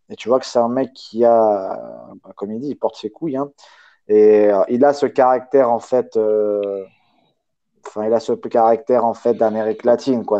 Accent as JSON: {"language": "French", "country": "Spain", "said": "en tant qu'Espagnol"}